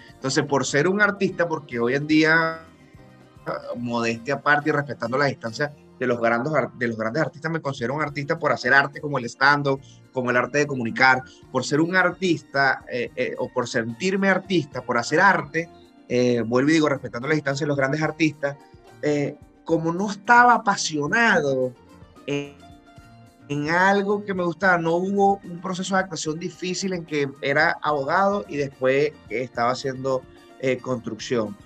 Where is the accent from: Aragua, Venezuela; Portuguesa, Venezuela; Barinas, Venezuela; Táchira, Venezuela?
Barinas, Venezuela; moved away as an adult; also born or lived in Panama / Massachusetts; now in Miami, United States; Yo, yo soy de Barinas, estado Barinas, de la gente buena, de Barinas.